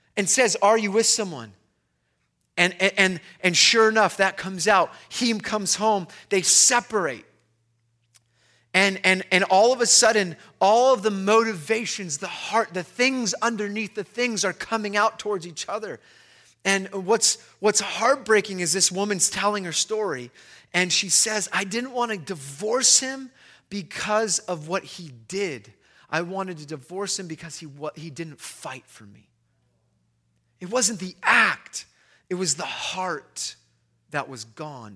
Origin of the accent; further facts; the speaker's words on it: Long Beach, California, United States; I'm from Long Beach.